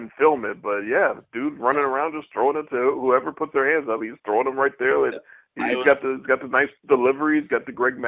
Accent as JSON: {"language": "English", "town": "Chicago", "region": "Illinois", "country": "United States", "tie": "born or raised there", "moved": "yes", "said": "I'm sitting here near Chicago. I'm back in my hometown"}